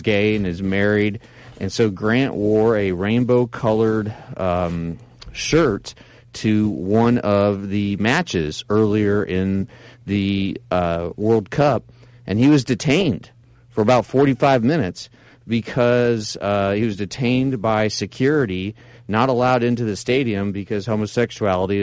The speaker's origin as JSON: {"language": "English", "region": "Nebraska", "country": "United States", "said": "we both were from the Midwest. I'm from Nebraska."}